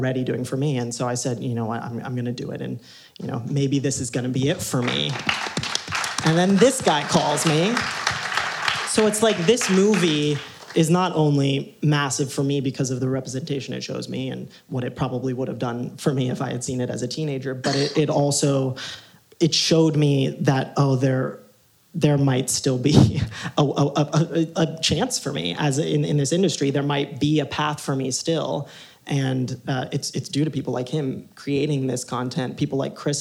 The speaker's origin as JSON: {"language": "English", "region": "Ohio", "country": "United States", "tie": "born or raised there", "said": "I grew up in Ohio"}